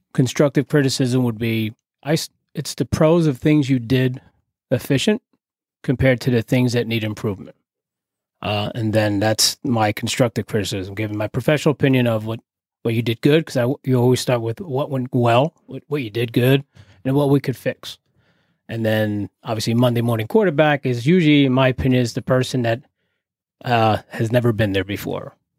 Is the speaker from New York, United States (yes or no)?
no; Carteret, New Jersey, United States; I grew up in, uh, here in New Jersey, uh, borough of Carteret, in the Crum section, little projects